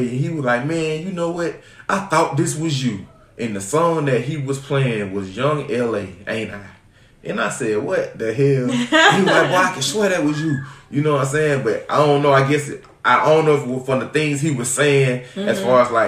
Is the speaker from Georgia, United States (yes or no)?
yes; Augusta, Georgia, United States; now in Atlanta, United States; I'm not even originally from Atlanta. I'm from Augusta, Georgia. We moved up here in 1995